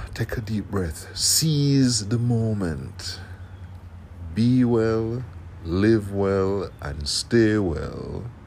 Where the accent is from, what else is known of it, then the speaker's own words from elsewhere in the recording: Jamaica; now in South Florida, United States; I am from Jamaica